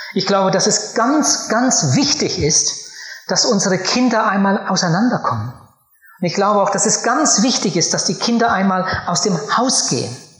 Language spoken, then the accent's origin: German; Germany; Bei uns in meinem Heimatort, da wo ich aufgewachsen bin, gab es früher ein riesiges Gut.